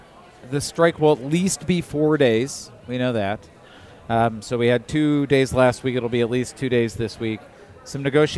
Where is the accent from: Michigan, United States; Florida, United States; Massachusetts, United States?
Michigan, United States; I grew up in Michigan. I went to school in Michigan